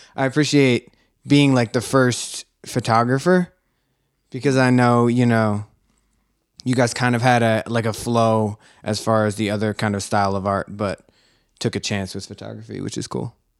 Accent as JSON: {"language": "English", "town": "Philadelphia", "region": "Pennsylvania", "country": "United States", "tie": "born or raised there", "said": "I grew up here in Philadelphia"}